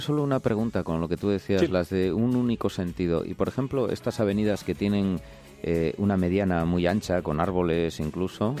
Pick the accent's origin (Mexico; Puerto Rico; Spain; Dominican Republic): Spain; Asturias; somos asturianos